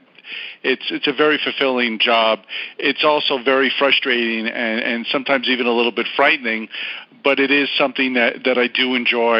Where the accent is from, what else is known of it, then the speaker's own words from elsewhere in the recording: New York, United States; now in Los Angeles, United States; I'm from New York